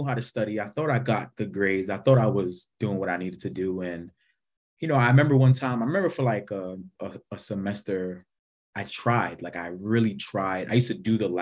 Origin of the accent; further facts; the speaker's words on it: New York, United States; also born or lived in Wisconsin / Jamaica; I loved being from New York.